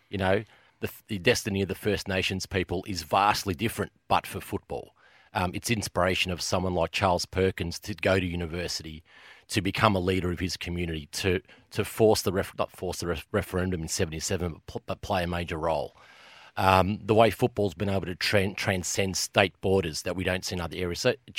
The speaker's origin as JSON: {"language": "English", "country": "Australia", "said": "So speaking personally, the Olympic Games, the Commonwealth Games, shaped my perceptions of being Australian more than anything."}